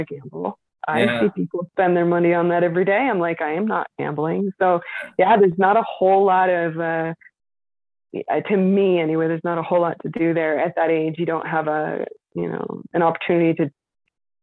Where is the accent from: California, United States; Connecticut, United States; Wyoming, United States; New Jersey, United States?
Wyoming, United States; Wright; moved away as an adult; one of my other girlfriends that I grew up with in Wright